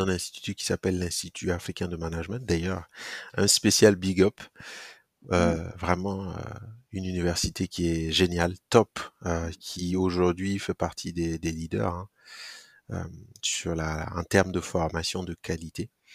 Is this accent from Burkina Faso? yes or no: yes; Burkina Faso; also born or lived in Koudougou; je, grandis au Burkina. Alors, je, je nais particulièrement dans une ville qui s'appelle Koudougou